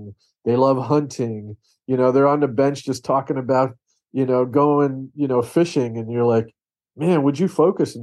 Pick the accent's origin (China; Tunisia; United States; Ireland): United States; New York; I grew up in New York